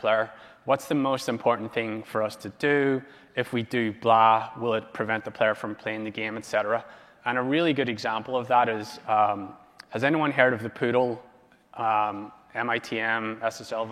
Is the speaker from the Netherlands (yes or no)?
no; Ireland; now in Los Angeles, United States